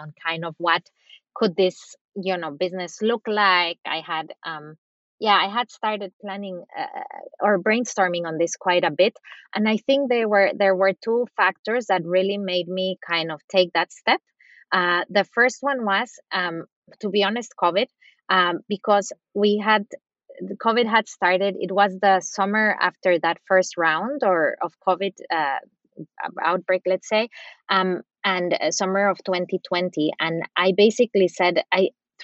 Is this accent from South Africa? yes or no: no; Costa Rica; also born or lived in Latin America / United States; now in Germany; I'm originally from Costa Rica and spent different time in my life, both throughout Latin America, the US